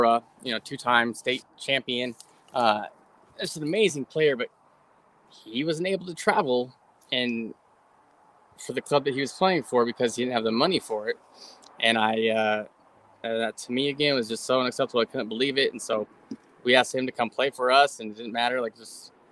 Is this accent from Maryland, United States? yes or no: no; San Diego, California, United States; we're from San Diego